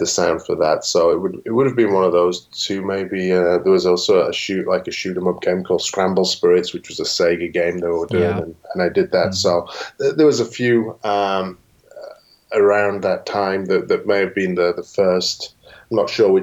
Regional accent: England, United Kingdom; moved away; where I lived in England at the time

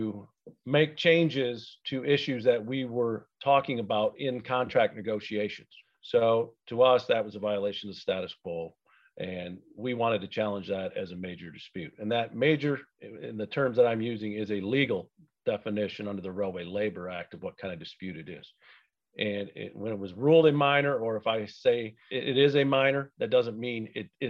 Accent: Grand Rapids, Michigan, United States; Born and raised in Grand Rapids, Michigan

